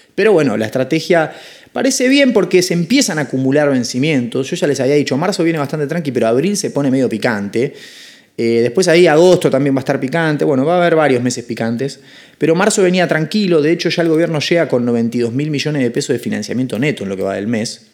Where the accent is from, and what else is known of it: Argentina